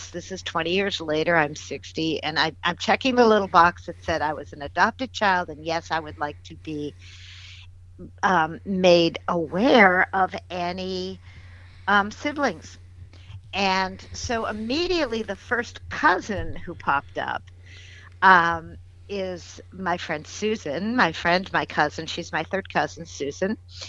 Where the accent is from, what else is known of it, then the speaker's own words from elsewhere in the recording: Massachusetts, United States; I knew about my grandparents, you know, who they were. I was originally from Massachusetts.